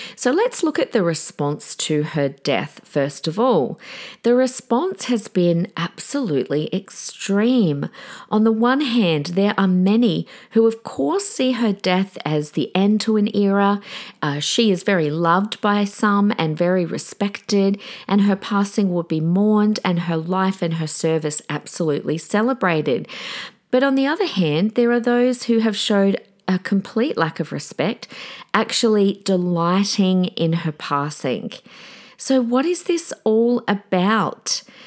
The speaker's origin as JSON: {"language": "English", "region": "South Australia", "country": "Australia", "accent": "South Australian", "moved": "yes", "lives_now": "Queensland, Australia", "said": "I'm from South Australia originally, but I live in Queensland."}